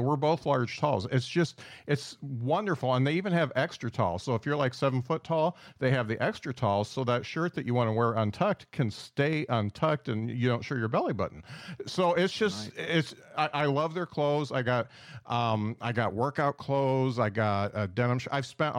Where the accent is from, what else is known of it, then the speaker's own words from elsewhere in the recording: South Bend, Indiana, United States; I mean, I'm from South Bend, Indiana, so just a hop.